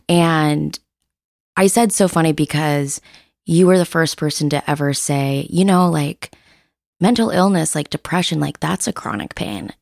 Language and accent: English; Seattle, Washington, United States; I'm born and raised in Seattle.